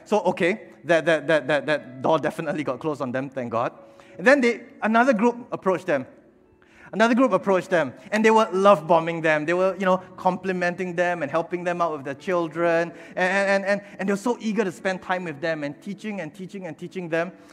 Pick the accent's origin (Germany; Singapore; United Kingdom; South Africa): Singapore; attending Sunday school back then, growing up in Bethesda Katong. And when Bethesda Katong planted a church uh, at 300 Bedok North Avenue 3, uh, my father, my mother, they brought us here as well, and we've been here ever since